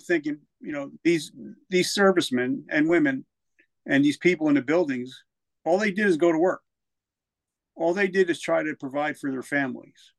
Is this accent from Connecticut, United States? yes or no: no; New Jersey, United States; moved away as an adult; also born or lived in South Carolina; I'm from Jersey, so I had a smart mouth